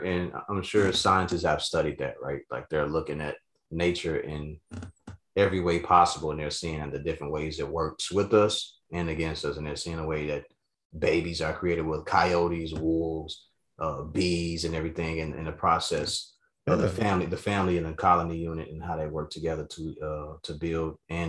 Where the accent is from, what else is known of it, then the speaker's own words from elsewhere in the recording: the South, United States; growing up in the South, when I was living with my pops